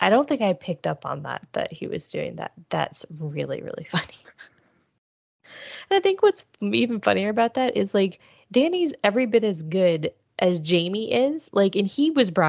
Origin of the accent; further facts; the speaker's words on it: Cleveland, Ohio, United States; I grew up in Cleveland